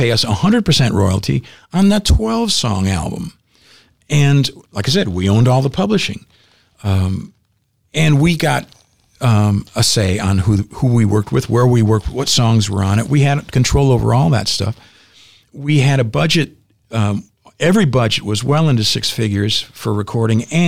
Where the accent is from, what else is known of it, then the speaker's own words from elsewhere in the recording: Zion, Illinois, United States; Growing up in Zion